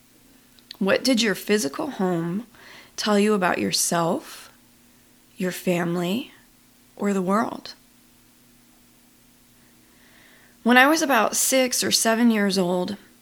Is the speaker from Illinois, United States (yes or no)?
no; Buffalo, New York, United States; moved away as an adult; I grew up in Buffalo, New York